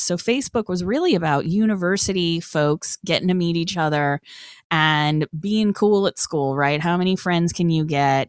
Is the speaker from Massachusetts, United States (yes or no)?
yes; Boston, Massachusetts, United States; young punker, hardcore kid growing up in Boston